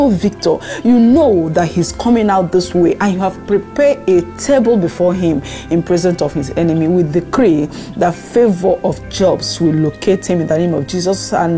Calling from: France; I'm calling from France

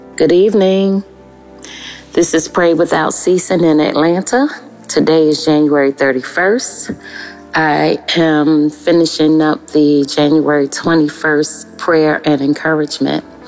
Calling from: Melbourne, Victoria, Australia; I'm calling from Melbourne, Australia

